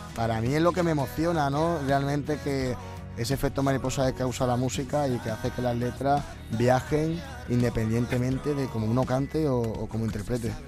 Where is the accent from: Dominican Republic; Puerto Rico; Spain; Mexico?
Spain; Seville, Andalusia; desde pequeño eh, llevo yendo allí, me parece que, como al ser mi ciudad, al ser mi tierra